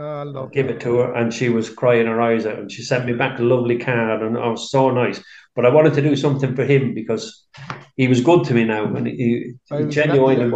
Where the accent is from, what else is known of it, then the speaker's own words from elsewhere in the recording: South Wales, United Kingdom; moved away as an adult; now in Abbeyleix, Ireland; I'm from South Wales originally